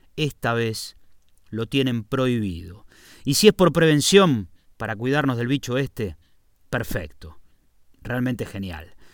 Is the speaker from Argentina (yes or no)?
yes; Argentina; moved away as an adult; now in Spain; en mi país